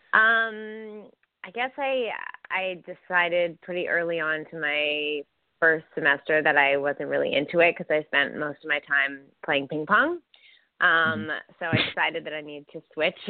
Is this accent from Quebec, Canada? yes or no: yes; Montreal, Quebec, Canada; first language English; I was born in Montreal, which is, it's about like a 50-50 split French and English. I grew up more so on the more Anglophone side. Half my family is French, and growing up in Quebec, everyone's pretty much bilingual. So I am bilingual. I do speak French, but English is my first language.